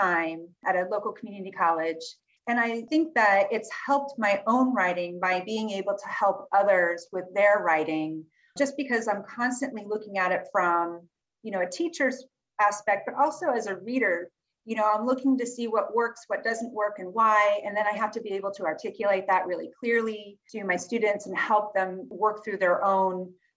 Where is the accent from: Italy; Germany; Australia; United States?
United States; Northern California; moved away as an adult; also born or lived in Chicago; now in Philadelphia, United States; I grew up in California, and we are so California that my parents were born and raised in California. So they grew up in Southern California. I grew up in Northern California.